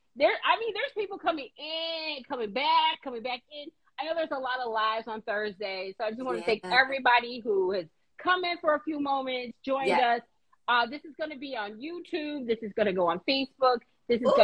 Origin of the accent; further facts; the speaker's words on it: Chicago, Illinois, United States; I'm from Chicago